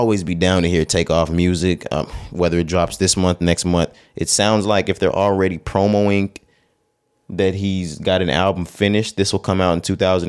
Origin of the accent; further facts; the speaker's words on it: Texas, United States; we are from Texas.